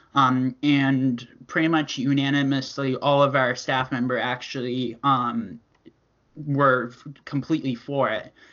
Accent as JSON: {"language": "English", "region": "Connecticut", "country": "United States", "said": "I am from Connecticut, which is right between Boston and New York City"}